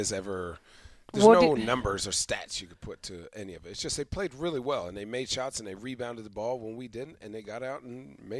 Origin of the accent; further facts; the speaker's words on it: Chandler, Arizona, United States; I'm from Mean Streets of Chandler. Shout out East Valley, Arizona.